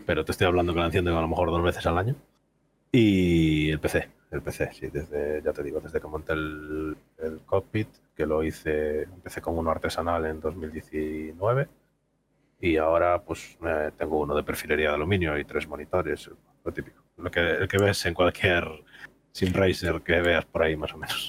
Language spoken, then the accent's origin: Spanish; Vigo, Galicia, Spain; Soy de Galicia, del sur de Galicia, zona de Vigo